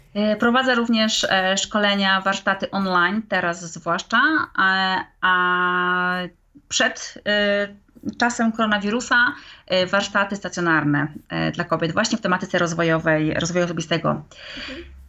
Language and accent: Polish; Wrocław, Lower Silesian Voivodeship, Poland; moved away as an adult; now in England, United Kingdom; Jestem w ogóle z Wrocławia